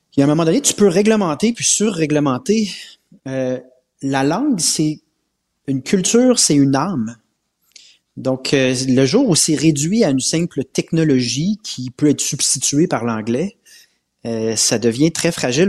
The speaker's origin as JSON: {"language": "French", "region": "Quebec", "country": "Canada", "said": "On est québécois"}